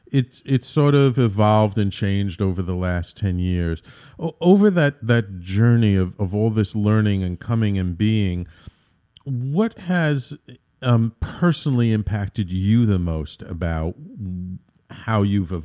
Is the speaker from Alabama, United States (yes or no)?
no; Bronx, New York, United States; You know, I grew up in the Bronx, and it was a very Irish, Italian, Jewish neighborhood.